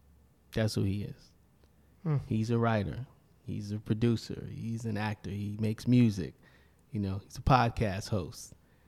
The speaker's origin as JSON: {"language": "English", "town": "Brooklyn", "region": "New York", "country": "United States", "tie": "born or raised there", "said": "I grew up in Brownsville, Brooklyn, and then when my parents divorced, I moved with my mom to Bed-Stuy."}